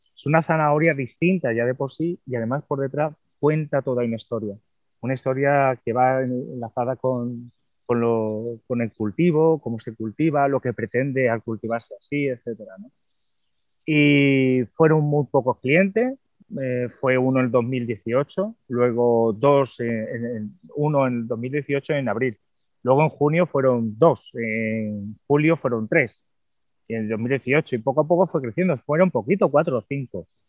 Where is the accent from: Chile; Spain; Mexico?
Spain; Cádiz, Andalusia; moved away; cuando volví aquí de nuevo a mi tierra